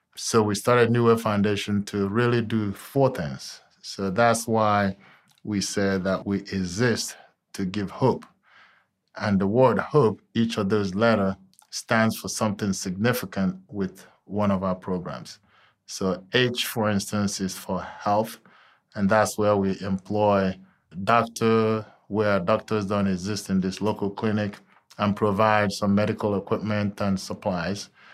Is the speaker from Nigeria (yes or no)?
yes; Nigeria; moved away as an adult; also born or lived in Texas, United States; now in Cincinnati, United States; I'm originally from Nigeria, and I came over here solely to attend college